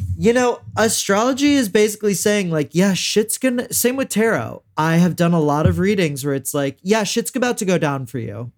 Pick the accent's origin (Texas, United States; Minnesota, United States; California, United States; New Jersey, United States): Texas, United States; Houston; I'm from Houston and we have a lot of mega churches